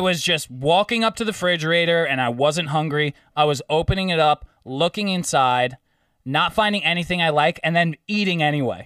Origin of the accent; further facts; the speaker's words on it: Long Island, New York, United States; we went to Catholic school on Long Island.